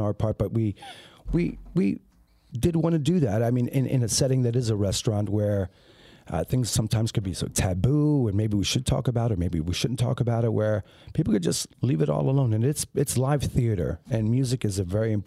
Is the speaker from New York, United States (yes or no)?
no; Upper Darby, Pennsylvania, United States; Everybody always gathered at my mom's bodega growing up in, if I could do a shameless plug, where we grew up in Upper Darby